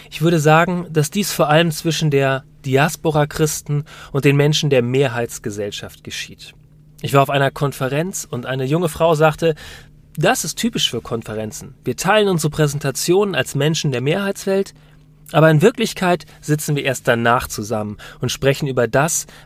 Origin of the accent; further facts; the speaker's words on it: United Kingdom; born there; Wir sind beide in Großbritannien geboren.